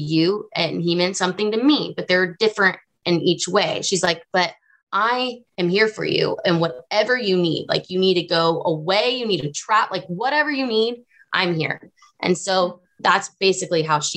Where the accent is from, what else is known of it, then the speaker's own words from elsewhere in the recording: the South, United States; I grew up in the South.